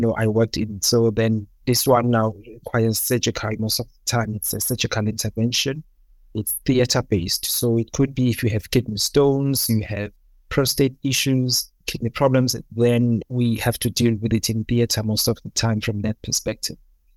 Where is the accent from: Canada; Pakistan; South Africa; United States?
South Africa; Durban, KwaZulu-Natal; moved away as an adult; also born or lived in Free State / Cape Town; now in Johannesburg, South Africa; I was born in Durban, KwaZulu-Natal, in the south of Durban. Yeah, I was born in a township